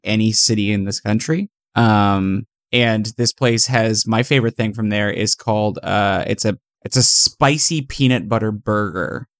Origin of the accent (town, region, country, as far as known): Manhattan, Kansas, United States; born or raised there; moved away